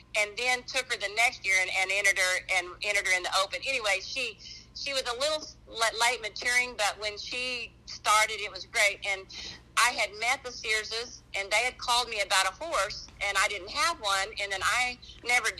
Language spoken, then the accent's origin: English; New Mexico, United States; I'm from New Mexico